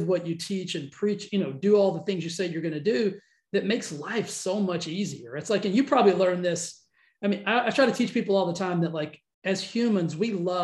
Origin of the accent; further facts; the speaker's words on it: Cisco, Texas, United States; I grew up in a tiny little town called Cisco. It's kind of between Abilene and Fort Worth, like right on I-20